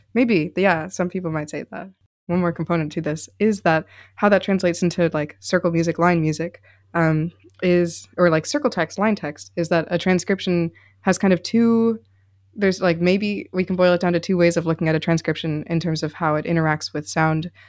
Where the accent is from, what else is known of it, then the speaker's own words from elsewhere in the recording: Chicago, Illinois, United States; I'm from Chicago, Illinois